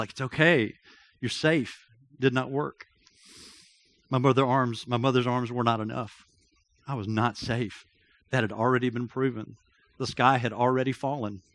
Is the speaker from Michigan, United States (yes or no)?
no; Athens, Georgia, United States; I grew up in Athens, Georgia.